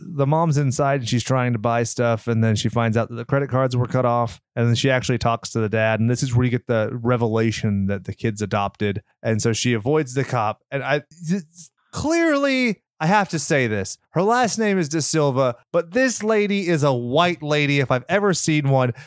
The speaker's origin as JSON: {"language": "English", "region": "California", "country": "United States", "said": "we're from California, where we don't have tornado sirens"}